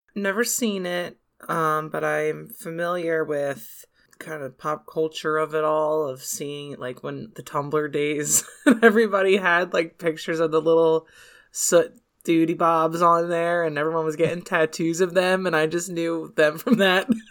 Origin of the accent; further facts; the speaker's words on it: United States; We're American